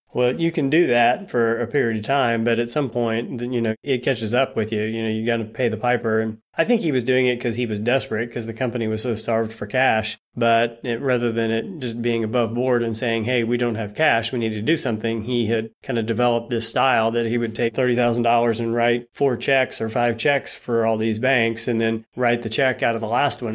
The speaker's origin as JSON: {"language": "English", "town": "Bolivar", "region": "Missouri", "country": "United States", "tie": "born or raised there", "also_born_or_lived": "Norfolk, Virginia / Springfield, Missouri", "said": "born and raised in a town called Bolivar, Missouri"}